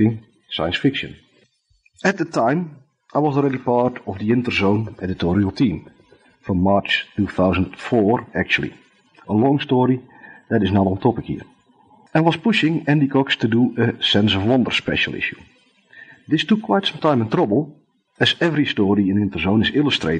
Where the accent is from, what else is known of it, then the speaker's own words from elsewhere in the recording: Netherlands; accent: thick Dutch; English is a second language; my thick Dutch accent